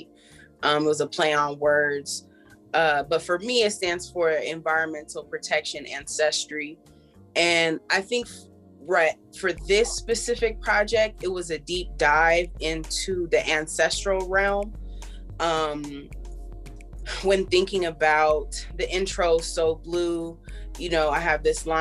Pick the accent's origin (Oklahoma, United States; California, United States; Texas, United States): California, United States; Los Angeles; also born or lived in Philadelphia / Joshua Tree, California; now in Philadelphia / Joshua Tree, United States; I'm definitely from Los Angeles, California